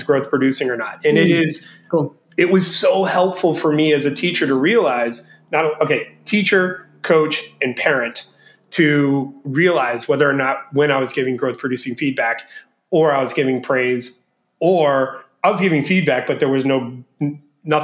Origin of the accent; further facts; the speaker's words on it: Florida, United States; moved away as an adult; now in Bangkok, Thailand; I grew up young in Florida